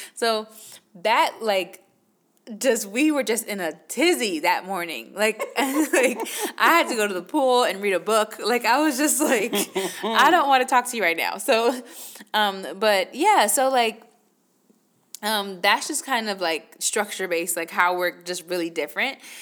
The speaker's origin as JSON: {"language": "English", "region": "New York", "country": "United States", "moved": "yes", "said": "I'm originally from New York"}